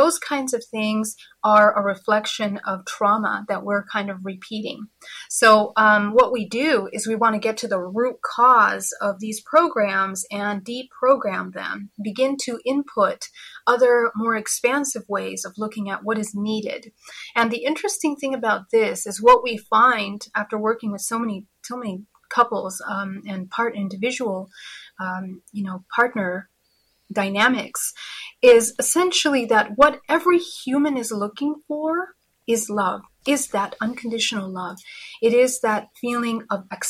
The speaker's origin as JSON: {"language": "English", "region": "California", "country": "United States", "said": "Yes, I'm from California."}